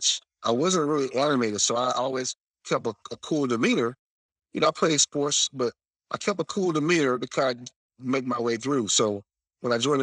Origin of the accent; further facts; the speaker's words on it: South Florida, United States; moved away as an adult; From South Florida, you know, born and raised in South Florida